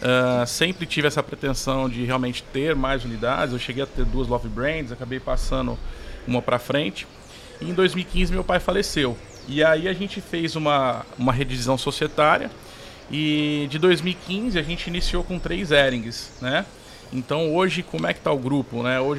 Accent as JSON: {"language": "Portuguese", "town": "São João da Boa Vista", "region": "São Paulo", "country": "Brazil", "said": "Mas eu sou de São João da Boa Vista, interior de São Paulo"}